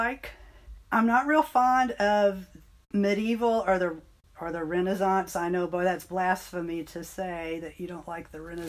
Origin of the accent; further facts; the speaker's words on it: Bowling Green, Kentucky, United States; also born or lived in Ohio; I was born in Ohio. My dad was in the military, and then he went to graduate school, and we ended up in Bowling Green, Kentucky, where I did most of my schooling